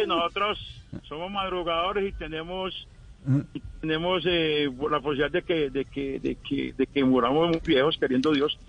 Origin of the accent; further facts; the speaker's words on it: Granada, Antioquia, Colombia; also born or lived in Cali; now in Medellín, Colombia; nos vinimos de Granada, después de 40 años en Cali, llegamos aquí a Medellín